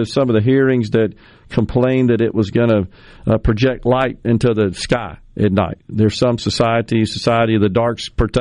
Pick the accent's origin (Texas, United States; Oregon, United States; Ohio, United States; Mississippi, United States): Mississippi, United States; Ridgeland; my hometown of Ridgeland